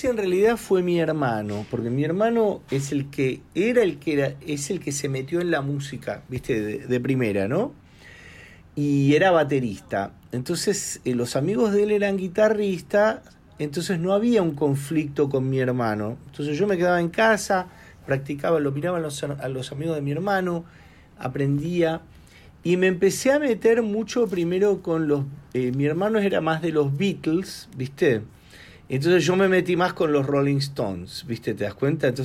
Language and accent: Spanish; Argentina; moved away; yo de chico tuve la oportunidad en Argentina, a los 17 años, de tocar con un gran maestro del tango, el señor Rodolfo Mederos.